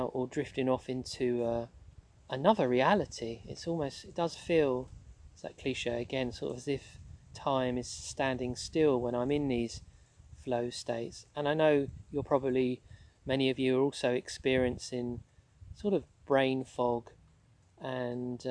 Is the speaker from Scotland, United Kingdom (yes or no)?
no; London, United Kingdom; where I grew up in South London